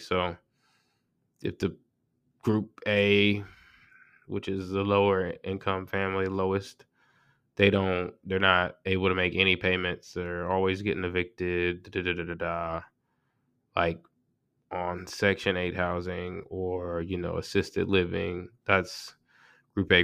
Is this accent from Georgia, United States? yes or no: yes; Georgia, United States; I'm from Georgia